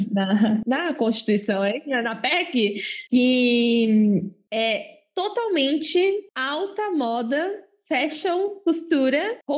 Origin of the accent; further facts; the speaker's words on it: Osasco, São Paulo, Brazil; meu passaporte é outro, eu sou de Osasco e eu estou trazendo a moda do exterior para cá.